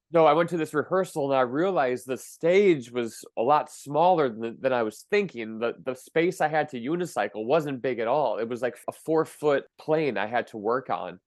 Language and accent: English; Milwaukee, Wisconsin, United States; in my hometown of Milwaukee